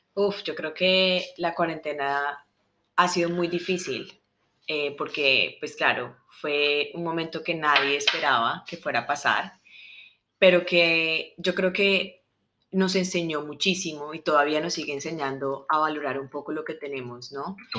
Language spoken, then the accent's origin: Spanish; Colombia; moved away as an adult; yo soy colombiana